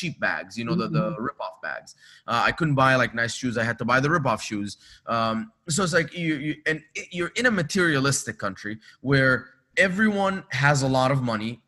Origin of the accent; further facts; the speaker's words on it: Dubai, United Arab Emirates; also born or lived in Egypt; now in Los Angeles, United States; I was born in Egypt, grew up in Dubai